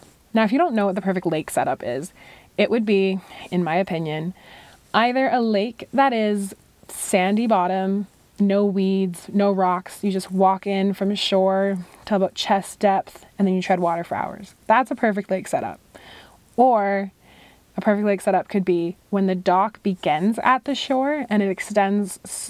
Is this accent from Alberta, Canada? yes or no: no; British Columbia, Canada; And then growing up on Vancouver Island, I had some friends who had a property on the most beautiful lake I have ever laid eyes on.